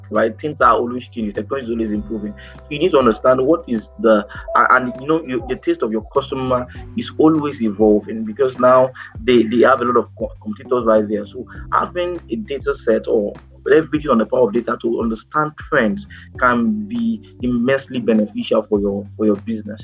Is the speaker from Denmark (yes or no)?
no; Nigeria; Nigerian entrepreneurs